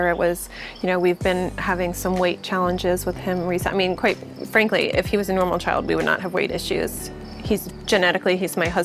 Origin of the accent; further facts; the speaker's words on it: Connecticut, United States; moved away as an adult; also born or lived in Virgin Islands; I grew up in Connecticut